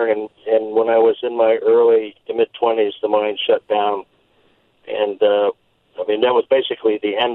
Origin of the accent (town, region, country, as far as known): Leadville, Colorado, United States; born or raised there; moved away as an adult; now in Fredericksburg, United States